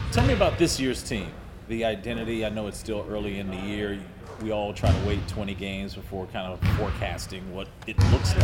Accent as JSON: {"language": "English", "region": "North Carolina", "country": "United States", "said": "my home state"}